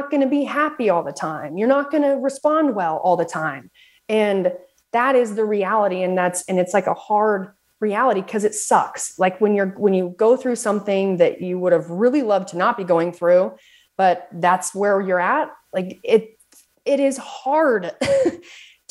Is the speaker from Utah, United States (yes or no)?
yes; Southern Utah, United States; also born or lived in Salt Lake City, Utah; Lived in Salt Lake City, but I am from Southern Utah